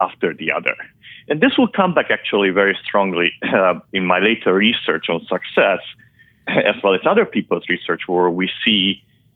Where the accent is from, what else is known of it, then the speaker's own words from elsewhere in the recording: Transylvania, Romania; first language Hungarian; English is a second language; moved away as an adult; also born or lived in Bucharest, Romania / Budapest, Hungary; now in Boston, United States; I'm from Transylvania, and it does exist. That's part of Romania. and I'm a Hungarian native because Transylvania is partly populated by Hungarians and partly by Romanians. And I grew up there.